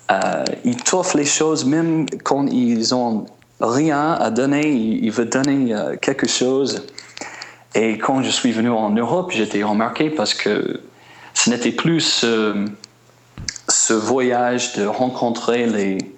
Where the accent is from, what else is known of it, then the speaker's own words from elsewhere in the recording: United States; accent: American; French is a second language; moved away; en Europe, je suis blanc comme tous les autres et ils s'en foutent de mon accent américain.